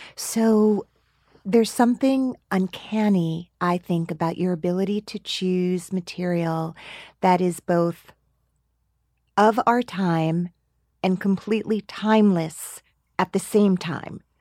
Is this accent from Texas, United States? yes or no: no; Teaneck, New Jersey, United States; me growing up in Teaneck